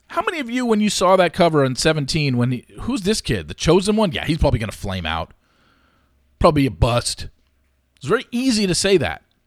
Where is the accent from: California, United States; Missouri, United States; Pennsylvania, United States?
California, United States; Orange County; I grew up in Orange County, California